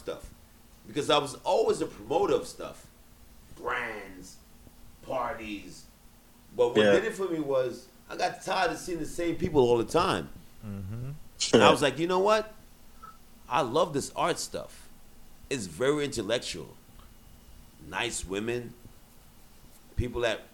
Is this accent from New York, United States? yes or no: yes; New York City, New York, United States; I grew up in Brooklyn